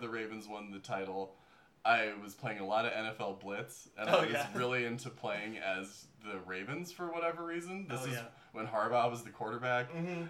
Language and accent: English; Colorado, United States; I grew up in Colorado